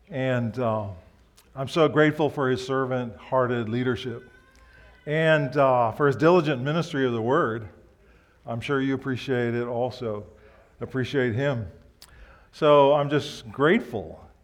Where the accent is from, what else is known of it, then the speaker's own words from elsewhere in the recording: Osaka, Japan; So I grew up in Japan. My parents were missionaries. We'd go on vacation in the early years from where we lived in Osaka to the mountains of Karuizawa by train.